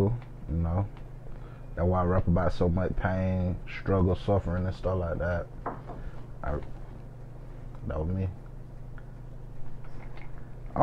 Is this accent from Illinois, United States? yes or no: no; Macon, Georgia, United States; I'm from Macon, Georgia, for y'all that don't know. I grew up in Macon Garden.